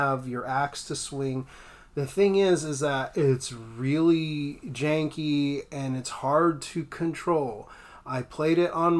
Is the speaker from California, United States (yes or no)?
yes; Los Angeles, California, United States; now in Monterey, United States; I grew up in the Los Angeles area